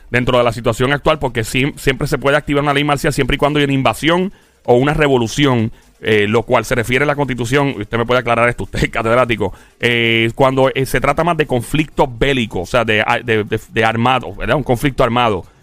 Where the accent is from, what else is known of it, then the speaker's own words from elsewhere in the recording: Puerto Rico; A mí me encanta decir que yo soy indio, me encanta decir que soy este español, africano y algo portugués por ahí también, porque mi familia de parte de madre de Portugal.